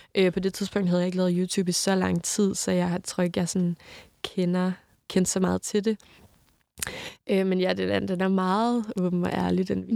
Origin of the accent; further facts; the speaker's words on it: Southern Jutland, Southern Denmark, Denmark; moved away; hver gang jeg er hjemme, kører jeg op forbi hans hus, fordi det var mit barndomshjem